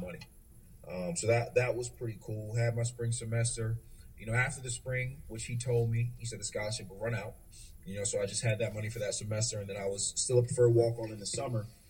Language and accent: English; North Carolina, United States; moved away as an adult; also born or lived in Delaware; I grew up in North Carolina